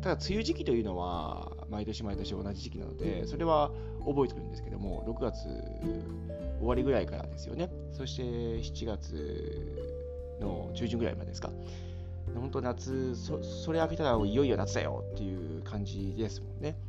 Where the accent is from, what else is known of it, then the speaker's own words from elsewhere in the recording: Hiroshima, Japan; moved away; also born or lived in Germany; 僕は広島出身なので広島に実家に戻ると安心感とかいろいろあります